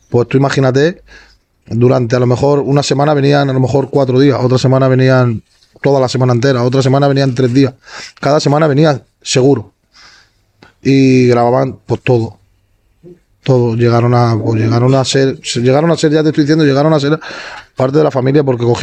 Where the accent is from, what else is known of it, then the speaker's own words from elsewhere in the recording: Badalona, Catalonia, Spain; Hasta que terminamos aquí en Badalona, que tengo toda mi familia aquí, en San Roque. Nosotros, básicamente, casi toda mi familia somos de aquí.